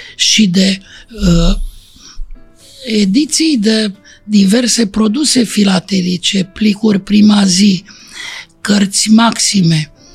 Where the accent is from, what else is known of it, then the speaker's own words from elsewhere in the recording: Romania; Din România